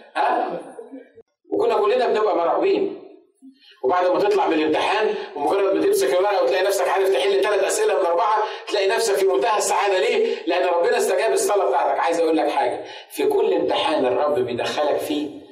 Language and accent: Arabic; Egypt; كعرب وكمصريين